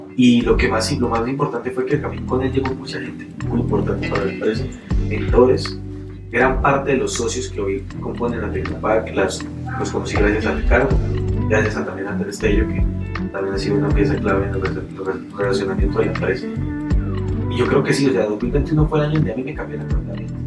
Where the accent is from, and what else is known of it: Colombia